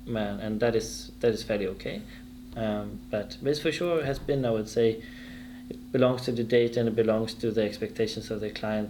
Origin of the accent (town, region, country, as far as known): Stockholm, Stockholm County, Sweden; born or raised there; moved away as an adult; also born or lived in Frankfurt, Germany; now in Germany